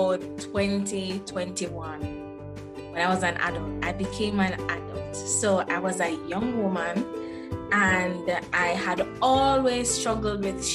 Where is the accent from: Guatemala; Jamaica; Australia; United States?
Jamaica; I am originally from Jamaica, born and grown, never been anywhere else.